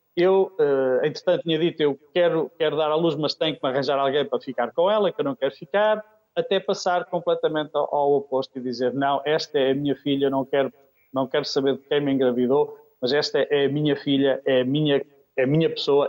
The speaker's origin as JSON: {"language": "Portuguese", "area": "Aveiro District", "region": "Norte", "country": "Portugal", "tie": "born or raised there", "also_born_or_lived": "Kenya", "moved": "as an adult", "said": "Eu sou natural de Oliveira das Mães, do Distrito de Aveiro, mas Diocese do Porto."}